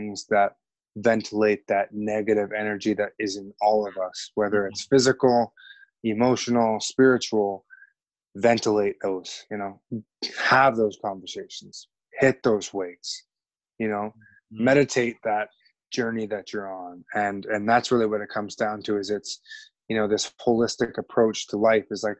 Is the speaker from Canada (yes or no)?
yes; Canada; as a Canadian